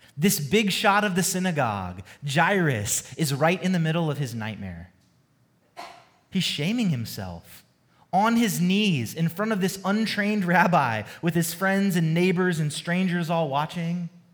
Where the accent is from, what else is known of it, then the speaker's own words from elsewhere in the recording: Georgia, United States; moved away as an adult; also born or lived in California; now in Dallas, United States; I'm not a native Texan, I've only been here um, just over a year, but I love Texas, but I'm originally from Georgia